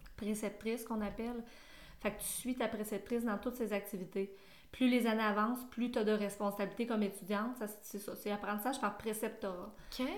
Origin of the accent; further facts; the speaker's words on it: Sherbrooke, Quebec, Canada; je viens de Sherbrooke